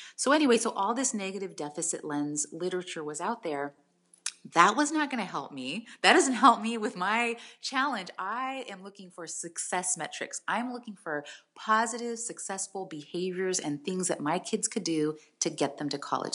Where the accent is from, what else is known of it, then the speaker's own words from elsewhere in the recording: San Jose, California, United States; also born or lived in Tracy, California; now in San Diego, United States; San Jose. I grew up in San Jose, and I lived there